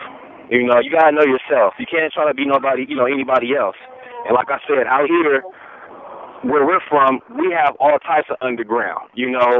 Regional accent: Compton, California, United States; moved away as an adult; also born or lived in Virginia / North Carolina / Chicago; born and raised in Compton, but I actually got a chance to, you know, hit the East Coast, you know, stayed in Virginia for a while, stayed in North Carolina for a couple years, and just recently moved back from Chicago

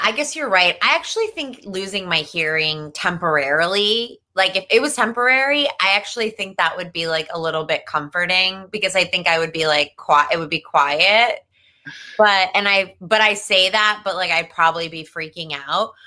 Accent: New Jersey, United States; accent: New Jersey; I grew up in New Jersey

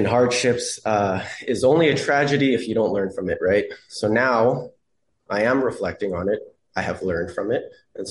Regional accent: Canada; as a Canadian

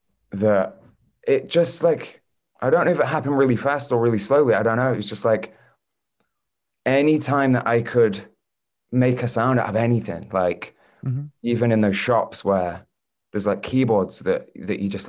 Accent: St Annes, North West England, United Kingdom; also born or lived in Southport; now in Fleetwood, United Kingdom; there's a place like kind of near Blackpool called St. Anne's, which is where I'm from

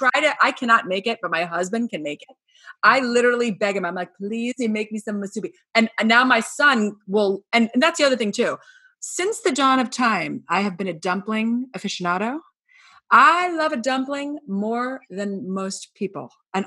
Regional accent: Scarsdale, New York, United States; I grew up in Scarsdale.

